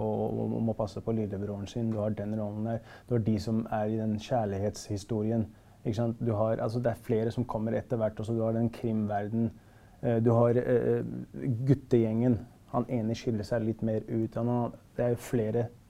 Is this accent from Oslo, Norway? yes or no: yes; Oslo, Norway; jeg er fra Stovner